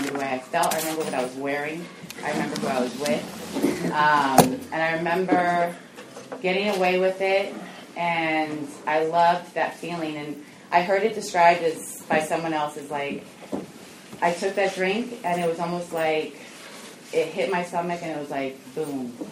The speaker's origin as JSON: {"language": "English", "town": "Alameda", "region": "California", "country": "United States", "tie": "born or raised there", "said": "I grew up in Alameda, and so it was small"}